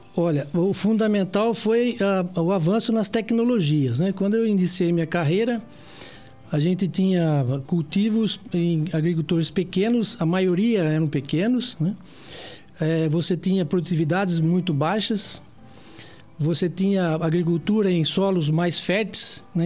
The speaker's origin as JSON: {"language": "Portuguese", "town": "Piracicaba", "region": "São Paulo", "country": "Brazil", "tie": "born or raised there", "said": "eu nasci em Piracicaba"}